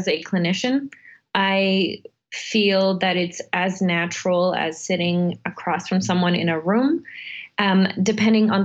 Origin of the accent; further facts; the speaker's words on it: Serbia; moved away; Since I grew up in Serbia, I was born in Serbia. I lived through about two wars by the age of nine.